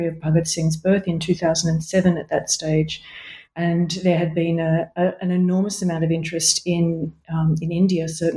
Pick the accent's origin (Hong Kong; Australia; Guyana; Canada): Australia; Sydney, New South Wales; moved away as an adult; also born or lived in Melbourne, Australia; now in Heidelberg, Germany; I grew up in Sydney, Australia